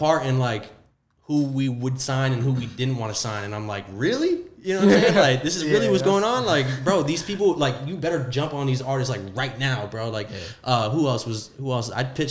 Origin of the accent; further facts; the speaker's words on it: Deerfield Beach, Florida, United States; moved away; I'm from Fort Lauderdale area, Deerfield Beach.